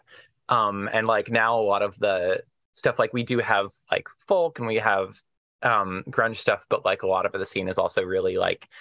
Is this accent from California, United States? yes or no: no; Olympia, Washington, United States; I am from Olympia, Washington in the United States, and that's actually where I live right now.